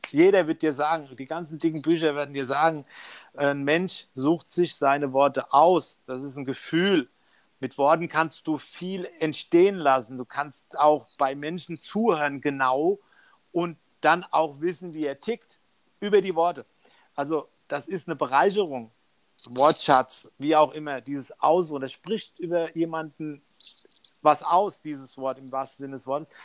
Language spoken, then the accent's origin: German; Mainz, Rhineland-Palatinate, Germany; jetzt bin ich in Deutschland groß geworden mit. Äh, wir gehen ja jetzt 30 Jahre zurück.